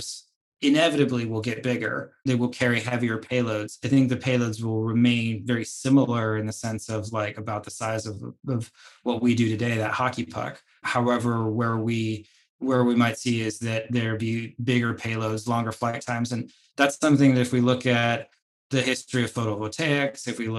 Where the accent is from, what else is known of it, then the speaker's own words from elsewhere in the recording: United States; my home country, the United States